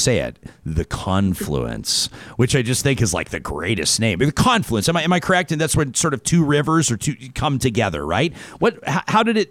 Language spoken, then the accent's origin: English; Ypres, Alberta, Canada; I grew up in the Ypres, and that's where we did our summer camping